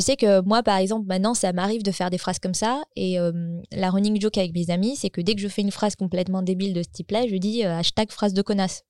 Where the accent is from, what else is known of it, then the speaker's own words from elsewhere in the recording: France; moved away as an adult; now in Gothenburg, Sweden; j'habite en Suède, mais je suis française. J'ai grandi en banlieue